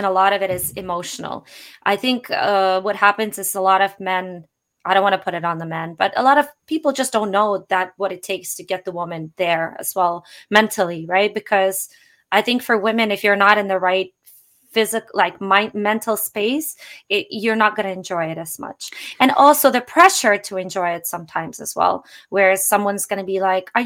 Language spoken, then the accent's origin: English; Russia; moved away; I'm originally Russian